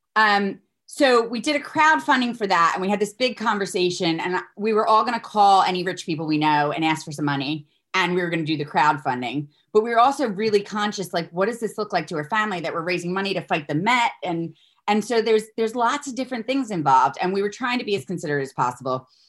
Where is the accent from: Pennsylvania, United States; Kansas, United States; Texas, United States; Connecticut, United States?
Pennsylvania, United States; Philadelphia; moved away as an adult; now in United Kingdom; I'm a girl from Philly. I've been here twenty years